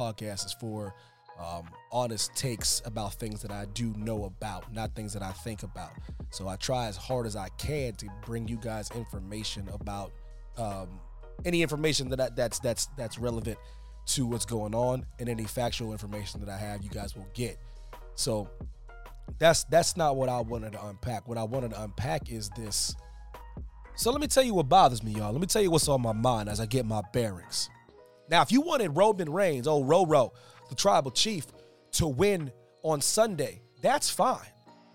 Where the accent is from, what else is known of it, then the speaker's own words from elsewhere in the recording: Pennsylvania, United States; my home state of Pennsylvania